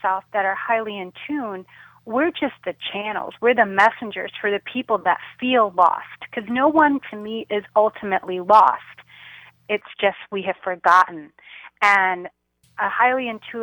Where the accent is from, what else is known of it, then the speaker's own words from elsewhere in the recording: Chicago, Illinois, United States; a Center for Spiritual Living in Chicago, my hometown